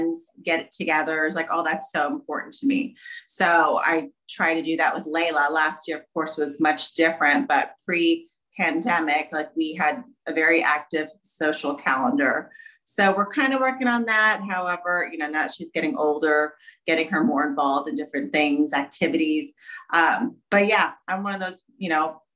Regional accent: Jeffersonville, Indiana, United States; also born or lived in Glendale, California; When I was almost 3, we moved here to Jeffersonville, Indiana

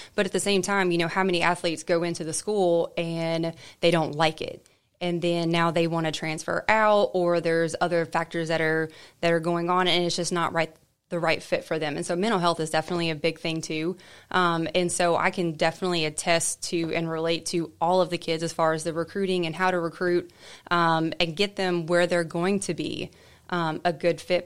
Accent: United States; moved away; I grew up in Murray County, and so I knew I always wanted to come back

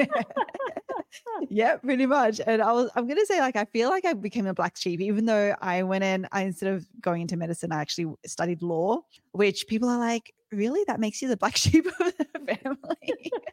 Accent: Australia; I'm, I'm Aussie, grew up in Australia

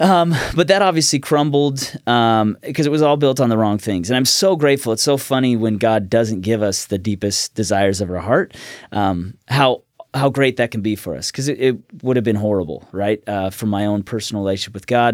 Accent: Woodburn, Oregon, United States; also born or lived in Olympia, Washington / Salem, Oregon / Orange County, California; I was born in Olympia, Washington, but at five, we moved to Woodburn, Oregon, was there, uh, about seven years, and then moved to Salem

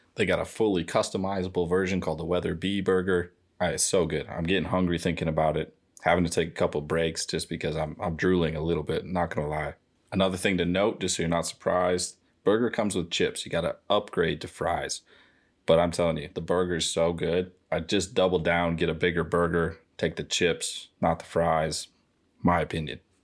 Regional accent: St. Louis Park, Minnesota, United States; I grew up in Saint Louis Park.

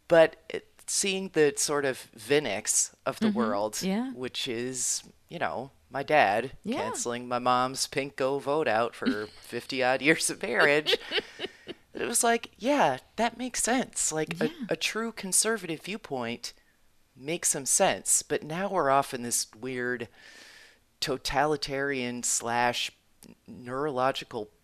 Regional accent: New Jersey, United States; I am from New Jersey

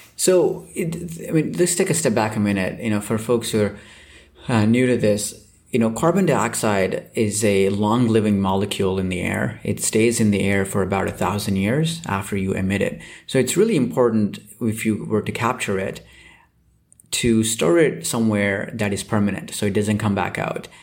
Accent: Southeast India, India; moved away; I grew up in Southeast India

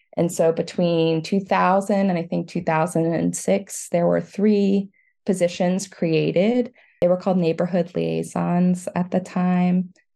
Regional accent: Atlanta, Georgia, United States; also born or lived in Massachusetts; now in Austin, United States; I was raised in the South, born in Massachusetts, but really spent most of my time in Georgia in the Metro Atlanta area.

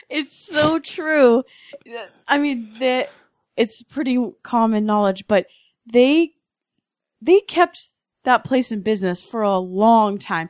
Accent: Redmond, Washington, United States; I'm from Redmond.

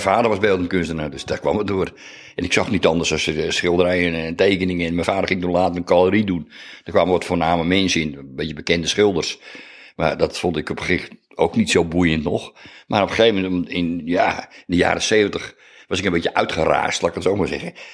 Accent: IJmuiden, North Holland, Netherlands; also born or lived in Beverwijk; Ik ben geboren in Amuiden in 1951, in juni.

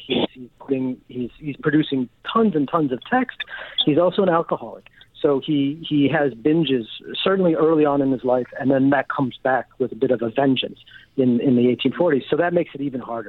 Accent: United States; I'm an American

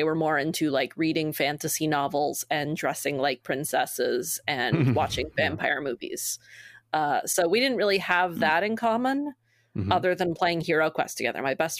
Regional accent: Maine, United States; also born or lived in Massachusetts; I grew up in Maine and lived as an adult in Massachusetts.

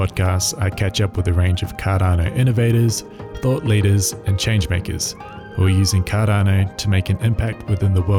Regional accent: Australia; also born or lived in New Zealand; I'm not an Aussie myself. I'm from New Zealand, but grew up pretty much in Australia

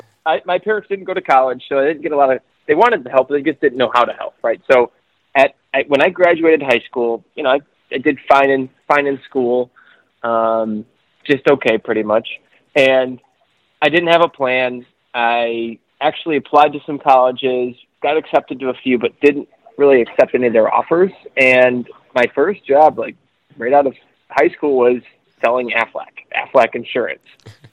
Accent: Michigan, United States; I'm from Michigan.

